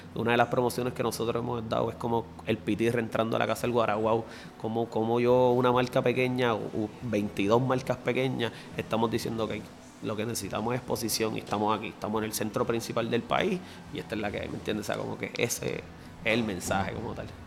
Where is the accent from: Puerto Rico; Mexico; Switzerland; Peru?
Puerto Rico; Bayamón; yo soy graduado de la High del Pueblo ahí en Bayamón, que es el mismo centro